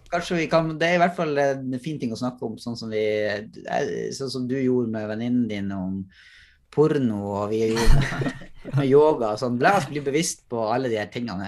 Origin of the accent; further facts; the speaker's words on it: Northern Norway, Norway; moved away; Jeg har vokst opp i Nord-Norge